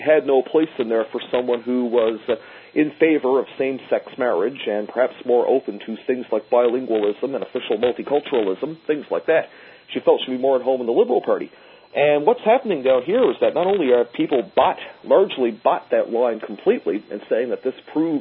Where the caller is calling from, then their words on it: Newfoundland and Labrador, Canada; especially here in eastern Canada, where I'm calling from, Newfoundland